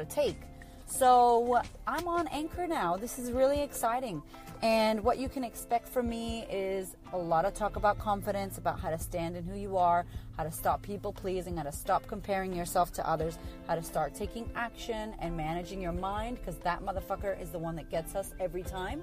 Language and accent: English; Boston, Massachusetts, United States; moved away as an adult; now in Melbourne, Australia; I live in Australia, clearly not from Australia originally. I'm from America, from Boston, and I moved here about 8 years ago